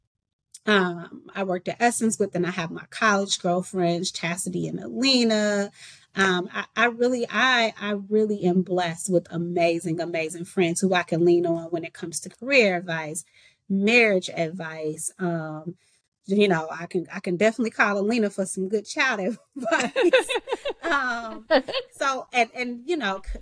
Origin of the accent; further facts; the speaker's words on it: Chicago, Illinois, United States; moved away; I'm from the south side of Chicago.